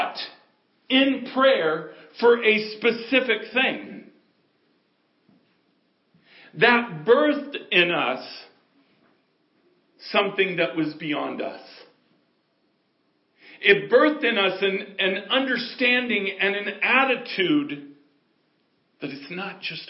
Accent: United States; I can only speak as an American

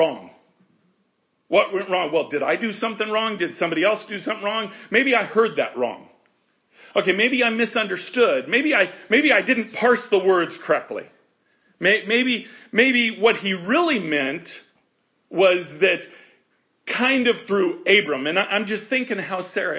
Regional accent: United States; we're American.

